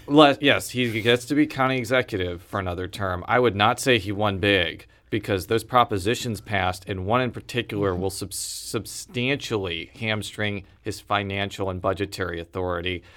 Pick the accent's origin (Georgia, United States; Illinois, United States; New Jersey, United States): Illinois, United States; now in St. Louis, United States; I'm from Illinois and I really do love the state and its people.